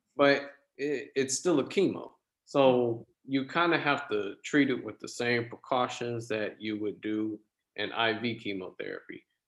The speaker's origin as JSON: {"language": "English", "town": "West Palm Beach", "region": "Florida", "country": "United States", "tie": "born or raised there", "said": "I was born and raised in South Florida, uh, West Palm Beach to be exact"}